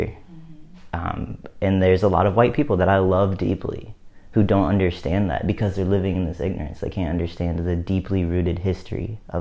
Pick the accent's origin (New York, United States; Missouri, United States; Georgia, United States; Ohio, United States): Missouri, United States; where I live, where I grew up in the Midwest in Missouri